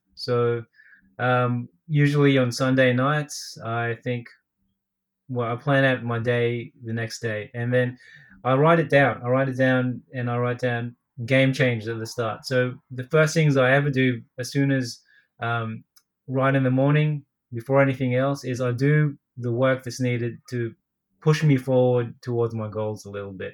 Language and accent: English; Australia; I'm from Australia. I'm Filipino Australian.